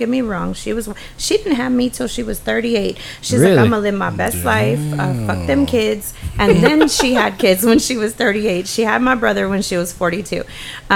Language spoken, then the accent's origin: English; Texas, United States; So born here, raised here, my family adopted the culture and the lifestyle